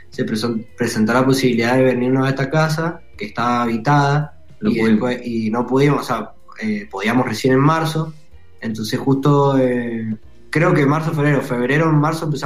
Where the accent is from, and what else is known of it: Mendoza, Argentina